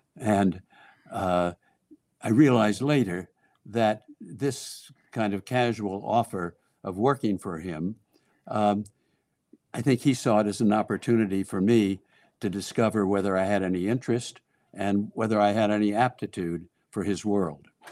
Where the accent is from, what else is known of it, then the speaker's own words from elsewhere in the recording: Los Angeles, California, United States; moved away as an adult; also born or lived in Washington, D.C.; growing up in Hollywood and working in Hollywood